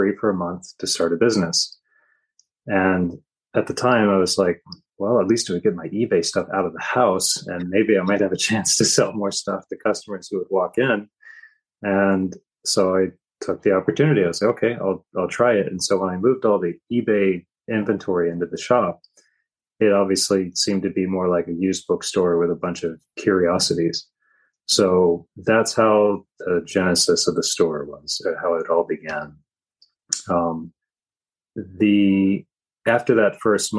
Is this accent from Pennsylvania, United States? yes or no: no; Virginia, United States; moved away as an adult; now in Kauai, United States; I'm originally from Virginia myself